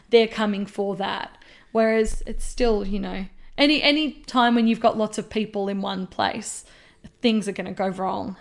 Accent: Australia; as an Australian

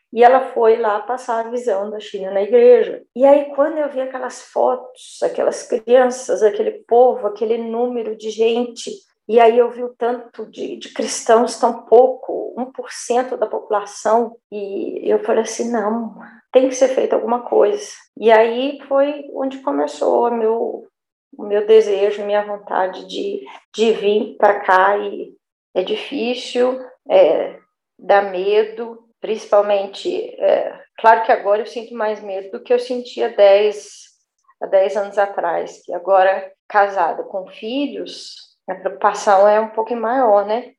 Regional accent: South Region, Brazil; moved away; Eu venho do sul do Brasil, de uma família bem italiana, tradicional

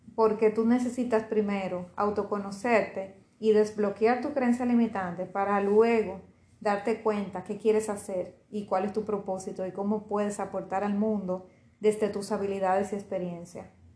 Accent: Dominican Republic; aquí en RD, en mi país

